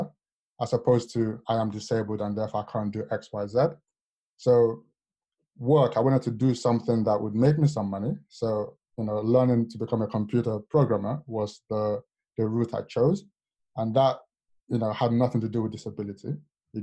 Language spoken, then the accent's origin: English; Lagos, Nigeria; moved away; also born or lived in London / Warwick; as a child growing up in Lagos